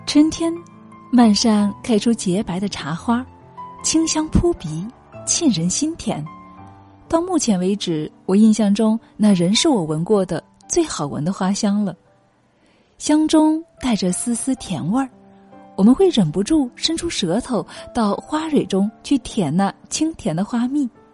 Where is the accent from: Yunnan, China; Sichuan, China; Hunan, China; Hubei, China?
Hunan, China; southern; moved away; 我们家是湖南南部的一个小山村